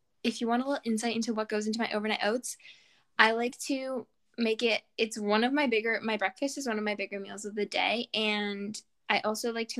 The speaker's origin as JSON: {"language": "English", "country": "Canada", "said": "we're Canadian"}